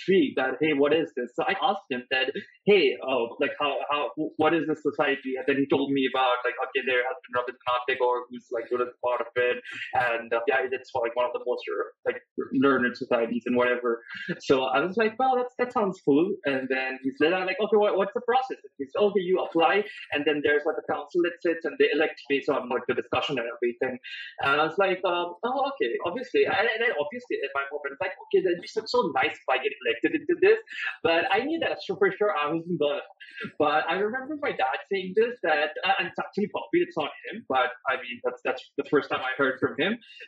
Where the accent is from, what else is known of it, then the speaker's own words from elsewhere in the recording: Patna, Bihar, India; moved away as an adult; also born or lived in Sonipat; I was born in Patna and I did my schooling in Patna